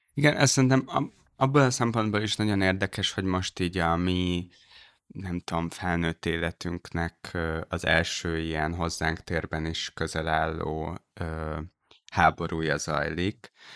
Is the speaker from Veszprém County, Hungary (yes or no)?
no; Dunaújváros, Fejér, Hungary; moved away as an adult; én ott születtem